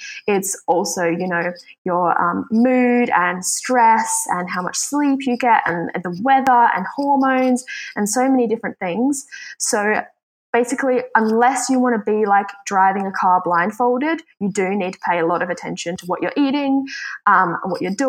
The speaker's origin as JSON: {"language": "English", "country": "Switzerland", "moved": "yes", "lives_now": "Australia", "said": "I am originally from Switzerland, though, but I call Australia home because I've been living here for a really long time."}